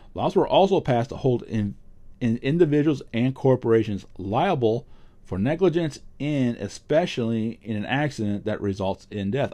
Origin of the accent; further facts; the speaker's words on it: New England, United States; also born or lived in Vermont; I grew up in New England. I still live in New England. I live in Vermont.